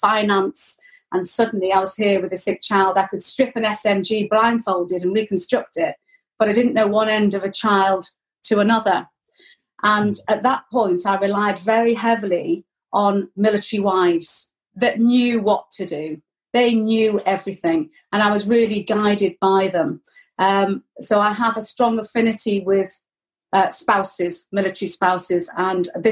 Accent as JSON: {"language": "English", "town": "Chester", "region": "North West England", "country": "United Kingdom", "also_born_or_lived": "Lichfield", "moved": "as an adult", "lives_now": "Wrexham, United Kingdom", "said": "I came from Chester, which was a garrison town."}